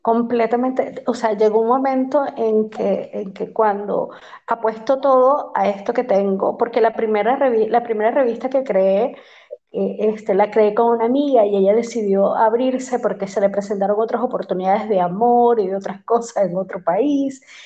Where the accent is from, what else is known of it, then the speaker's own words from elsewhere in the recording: Maracaibo, Zulia, Venezuela; moved away as an adult; also born or lived in Panama; soy venezolana, este, de un lugar hermoso que se llama Maracaibo, en Venezuela